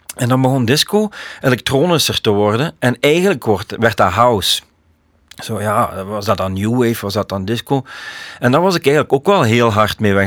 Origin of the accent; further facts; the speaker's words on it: Leopoldsburg, Flanders, Belgium; also born or lived in Koersel, Beringen; wij woonden eigenlijk in Leopoldsburg.